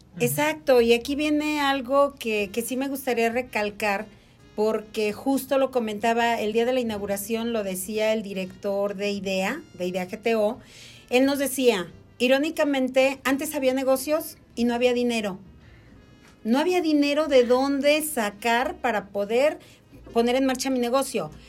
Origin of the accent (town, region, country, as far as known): Mexico